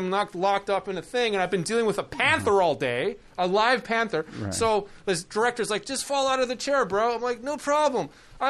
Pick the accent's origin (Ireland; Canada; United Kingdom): Canada; moved away; I came to your country from Canada.